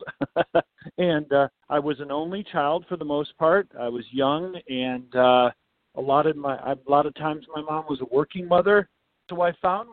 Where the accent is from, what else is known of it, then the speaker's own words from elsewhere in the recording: West Michigan, United States; I grew up in West Michigan